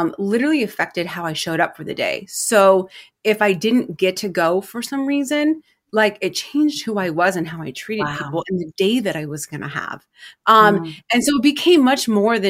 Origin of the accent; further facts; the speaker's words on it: Milwaukie, Oregon, United States; I am from Milwaukee, Oregon